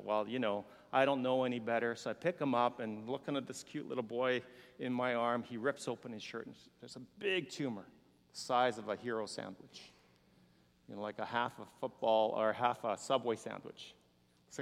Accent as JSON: {"language": "English", "country": "South Korea", "tie": "born or raised there", "also_born_or_lived": "Houston, United States / Canada", "moved": "yes", "said": "when I was a little boy, growing up in Korea and very hungry"}